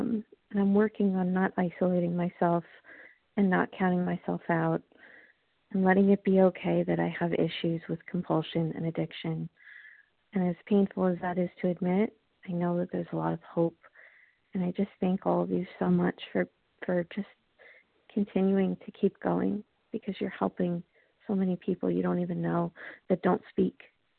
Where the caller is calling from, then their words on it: Long Island, New York, United States; I'm calling from Long Island, New York.